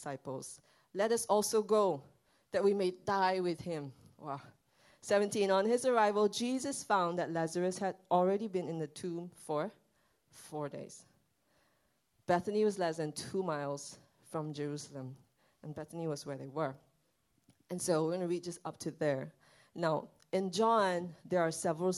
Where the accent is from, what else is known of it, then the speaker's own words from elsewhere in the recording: Sabah, Malaysia; now in Singapore; my family and I, we went back to my hometown